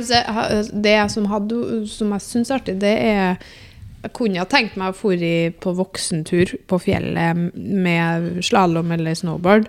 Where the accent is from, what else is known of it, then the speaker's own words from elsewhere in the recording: Namsos, Trøndelag, Norway; jeg er jo fra Namsos